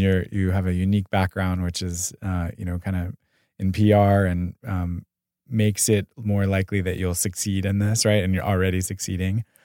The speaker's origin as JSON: {"language": "English", "town": "Pasadena", "region": "California", "country": "United States", "said": "also from Pasadena"}